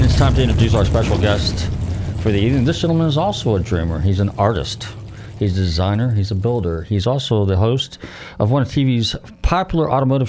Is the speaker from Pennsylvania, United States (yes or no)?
no; Marin County, Northern California, United States; So growing up in California, so now I'm from Northern California. I'm from Marin County